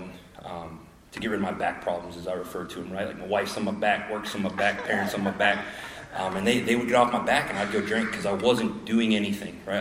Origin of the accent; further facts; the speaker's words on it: Lewistown, Pennsylvania, United States; moved away as an adult; I was born in Lewiston, Pennsylvania.